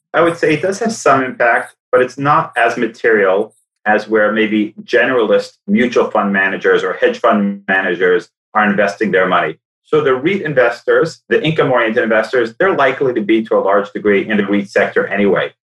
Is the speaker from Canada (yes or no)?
yes; Toronto, Ontario, Canada; moved away as an adult; also born or lived in New York; I grew up in Toronto, wanted to come back to Toronto at some point